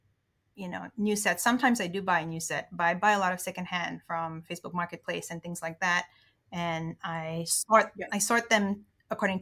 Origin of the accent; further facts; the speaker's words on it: Indonesia; moved away; I grew up in Indonesia. So my dad is part Indonesian